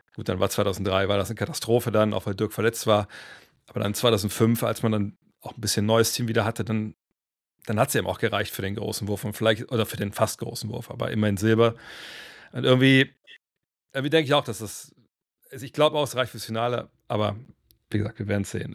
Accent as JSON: {"language": "German", "town": "Cologne", "region": "North Rhine-Westphalia", "country": "Germany", "said": "bei uns in Köln damals"}